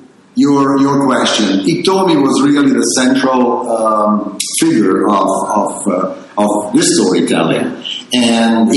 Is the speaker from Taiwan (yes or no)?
no; Italy; we grew up in Italy